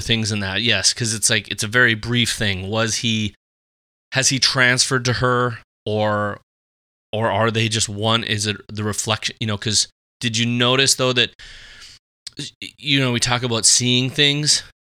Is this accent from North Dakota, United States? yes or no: yes; Fargo, North Dakota, United States; grew up Catholic here in the, here in the old Fargo